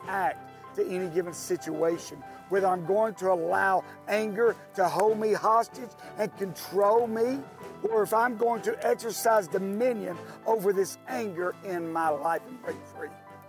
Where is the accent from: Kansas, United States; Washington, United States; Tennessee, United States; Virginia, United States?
Tennessee, United States; also born or lived in California; I moved back home to Tennessee from California. And after about being back here, I met who had become my future wife, Denise.